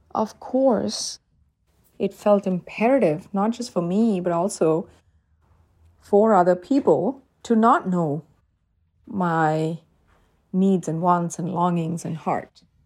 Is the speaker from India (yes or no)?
yes; South India, India; moved away; I'm originally from South India and we celebrate Diwali